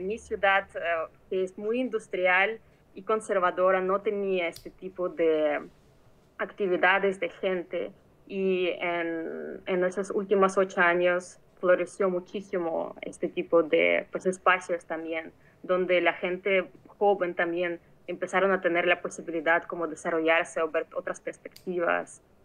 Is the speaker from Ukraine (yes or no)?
yes; Mariupol, Donetsk Oblast, Ukraine; moved away; Yo soy ah, de Ucrania, de una ciudad que está en el este del país, que se llama Mariupol